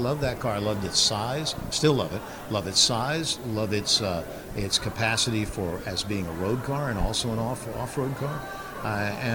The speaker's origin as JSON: {"language": "English", "region": "Texas", "country": "United States", "tie": "born or raised there", "said": "I was raised basically in Texas"}